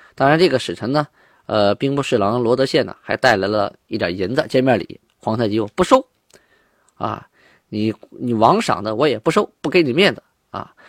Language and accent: Chinese; Shenyang, Liaoning, China; 我小时候就出生在东陵区，啊，现在我在沈阳的房子